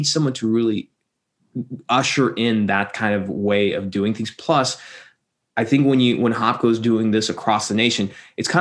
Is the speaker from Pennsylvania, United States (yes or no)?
no; Texas, United States; now in Silicon Valley, United States; originally I'm from Texas